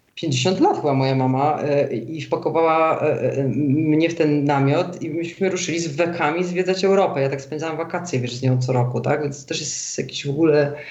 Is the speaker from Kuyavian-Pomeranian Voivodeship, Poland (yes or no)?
no; Warsaw, Masovian Voivodeship, Poland; moved away as an adult; also born or lived in London; now in Zurich, Switzerland; ja jestem warszawianką od pokoleń z linii matki